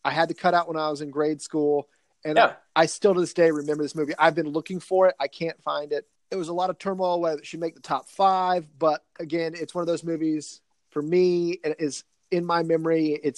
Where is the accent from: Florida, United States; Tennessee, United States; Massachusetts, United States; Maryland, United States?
Tennessee, United States; Nashville; I grew up in Nashville, Tennessee